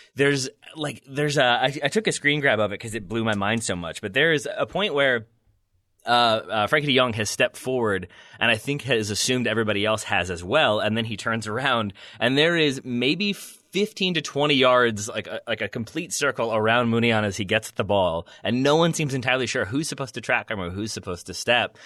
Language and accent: English; United States; as an American